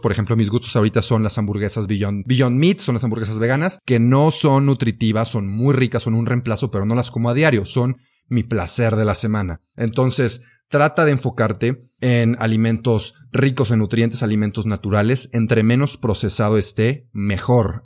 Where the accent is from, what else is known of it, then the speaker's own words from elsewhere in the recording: Mexico; yo soy mexicano